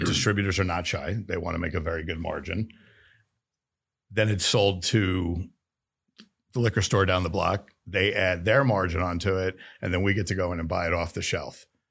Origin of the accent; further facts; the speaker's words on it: New York, United States; moved away as an adult; also born or lived in Florida / Missouri / Kansas; I grew up in New York in the restaurant business